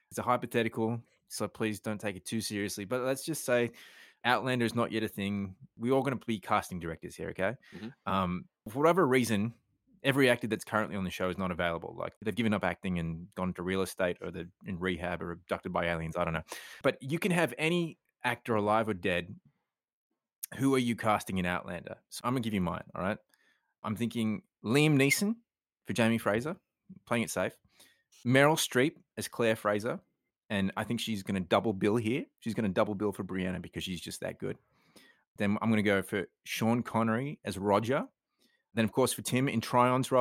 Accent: Australia; I'm Australian

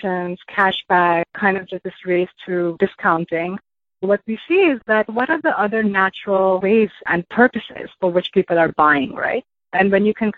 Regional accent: India; moved away as an adult; I grew up in India. I came here for my undergrad

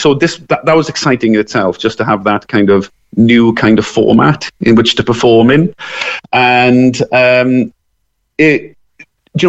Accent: Merthyr Tydfil, Wales, United Kingdom; I'm from the South Wales Valleys, a place called Merthyr Tydfil

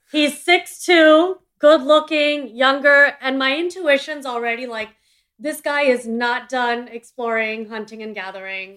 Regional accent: India; I'm an Indian entrepreneur

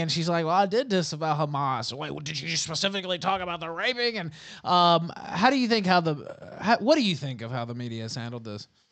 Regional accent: Memphis, Tennessee, United States; moved away as an adult; now in Richmond, United States; I'm from the South, uh, Memphis, uh, area, and born in Memphis, lived in West Memphis across the bridge

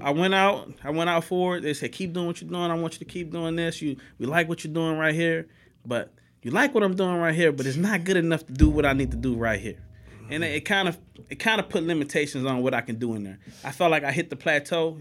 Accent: New Orleans, Louisiana, United States; moved away as an adult; now in Houston, United States; I grew up in New Orleans

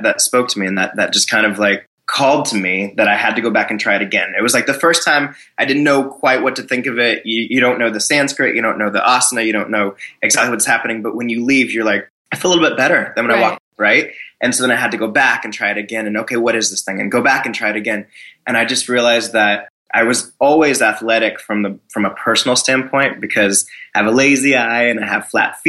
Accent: Florida, United States; I grew up in Florida

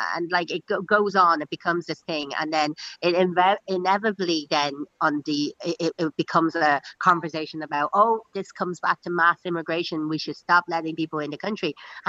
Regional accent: Dublin, Leinster, Ireland; It comes in good waves, and in fairness, like I was saying this just the other day again to your colleague, is that there is a huge amount of support for me

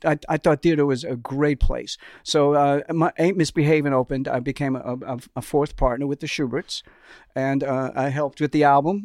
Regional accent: New York, United States; now in Los Angeles, United States; growing up in New York, you did not drive yourself in Manhattan

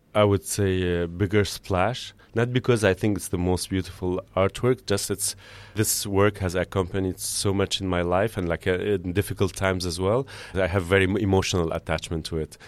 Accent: Beirut, Beirut Governorate, Lebanon; moved away as an adult; also born or lived in Amsterdam; now in Paris, France; growing up in Beirut during the war years

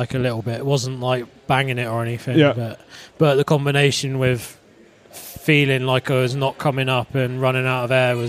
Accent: Cornwall, South West England, United Kingdom; I grew up in Cornwall, so I was in the water a lot anyway.

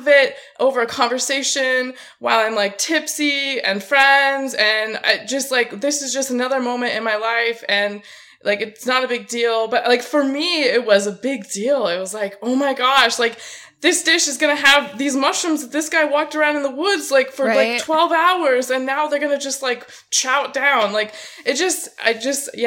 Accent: Auburn, California, United States; I'm from Auburn, California

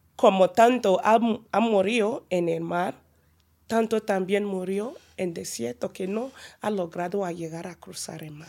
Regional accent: Nigeria; Spanish is a second language; now in Pamplona, Spain; soy una nigeriana

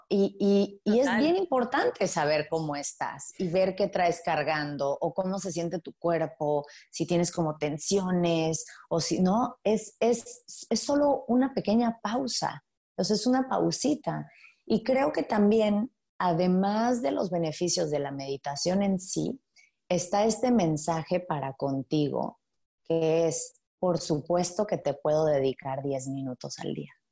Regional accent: Playa del Carmen, Quintana Roo, Mexico; moved away as an adult; also born or lived in Mexico City; crecí en Playa del Carmen

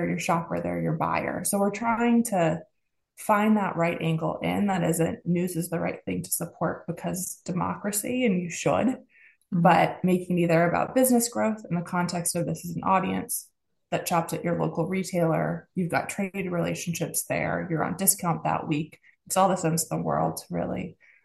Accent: United States; accent: American; you hear my accent, I'm American.

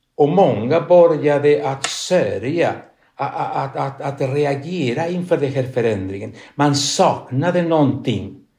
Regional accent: Chile; Swedish is a second language; moved away as an adult; also born or lived in Spain; now in Sweden; jag kom från Sydamerika, från Chile.

